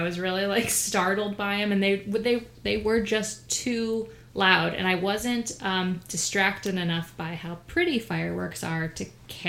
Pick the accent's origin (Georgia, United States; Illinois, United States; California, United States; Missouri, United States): Missouri, United States; I grew up in Missouri